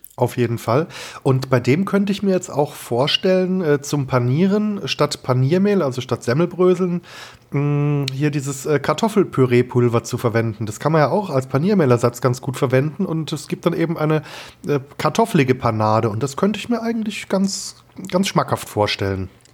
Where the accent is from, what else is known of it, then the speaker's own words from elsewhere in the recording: Germany; also born or lived in Kehl; ich als Deutscher